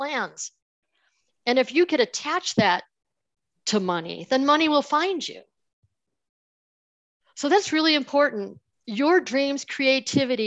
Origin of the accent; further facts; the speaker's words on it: Buffalo, New York, United States; I grew up in Buffalo, New York, in that area, right near Niagara Falls.